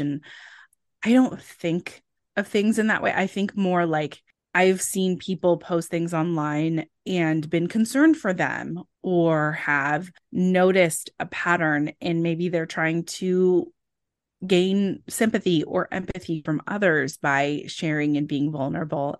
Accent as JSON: {"language": "English", "region": "California", "country": "United States", "tie": "born or raised there", "said": "I grew up in California"}